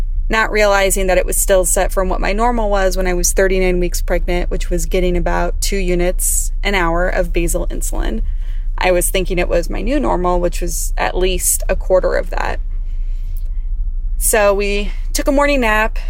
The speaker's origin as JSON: {"language": "English", "town": "Riverside", "region": "California", "country": "United States", "said": "I'm from Riverside, California"}